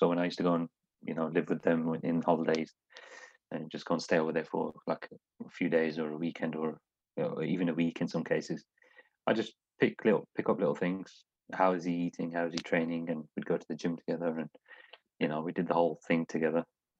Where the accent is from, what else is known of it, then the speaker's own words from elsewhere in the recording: Smethwick, West Midlands, United Kingdom; Like I said, it's a multicultural city. Everyone's all good. I'm from Smedic.